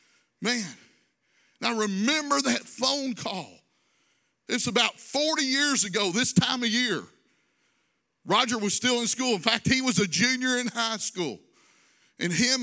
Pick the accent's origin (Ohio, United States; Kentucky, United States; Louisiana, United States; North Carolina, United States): Kentucky, United States; Louisville; growing up in Louisville, we owned my grandparents' farm almost down on the Tennessee, so on the Tennessee border